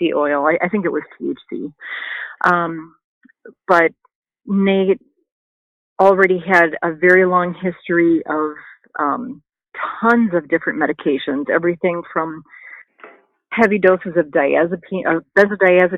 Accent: Wisconsin, United States; moved away as an adult; also born or lived in Missouri; now in California, United States; We're from Wisconsin, you know, there's really no medical program there

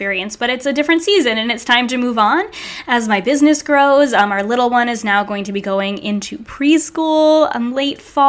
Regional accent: Narragansett, Rhode Island, United States; I grew up in New England, right by the beach in this tiny little beachside town called Narragansett.

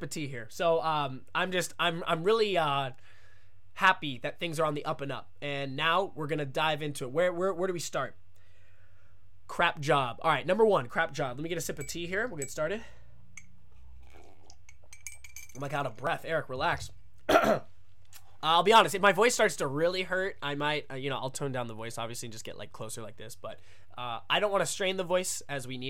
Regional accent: United States; moved away as an adult; now in Japan; as an American

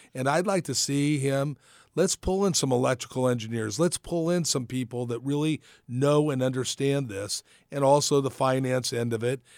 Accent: Napa, California, United States; I was born in Napa, born and raised in Napa

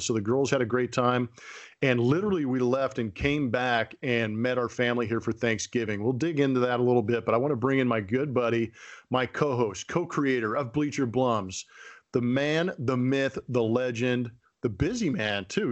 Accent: California, United States; growing up in California

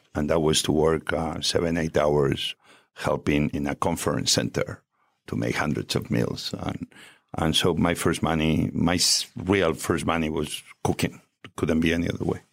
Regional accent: Barcelona, Catalonia, Spain; English is a second language; moved away as an adult; also born or lived in Asturias, Spain / America; now in United States; I arrived in Barcelona when I was five years old

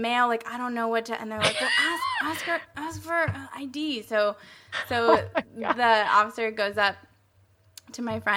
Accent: Colorado, United States; I was born in Colorado

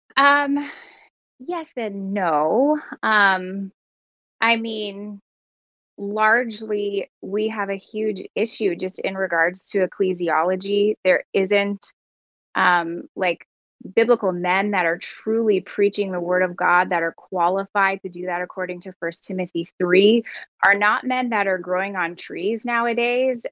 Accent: Canada; as a Canadian

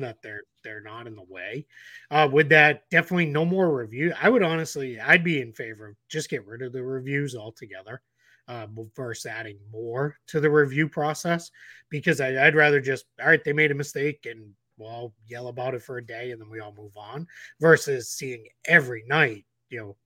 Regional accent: Boston, Massachusetts, United States; I grew up in Boston in the Larry Bird, uh, era

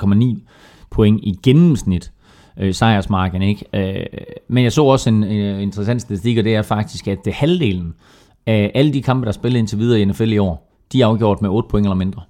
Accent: Herning, Central Denmark Region, Denmark; kom fra Herning, som jeg gjorde

